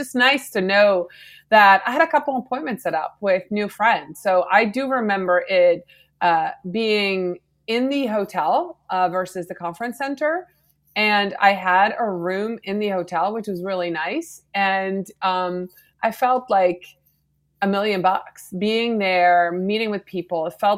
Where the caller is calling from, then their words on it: Pittsfield, Vermont, United States; I'm in Vermont, Pittsfield, a little teeny tiny town north of Killington, Vermont.